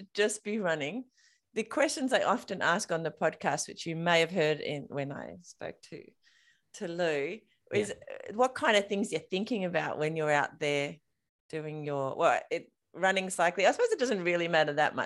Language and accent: English; King Island, Tasmania, Australia; I grew up on King Island, there's a lot of wind on King Island